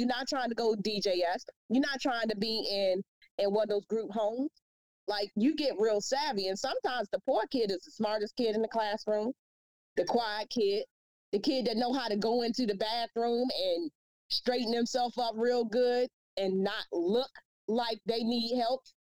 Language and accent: English; Washington, District of Columbia, United States; You do know I'm from Southeast DC, right?